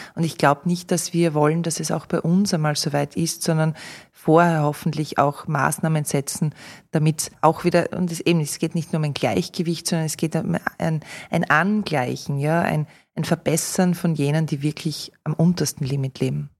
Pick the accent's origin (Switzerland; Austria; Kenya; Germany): Austria; bei uns in Österreich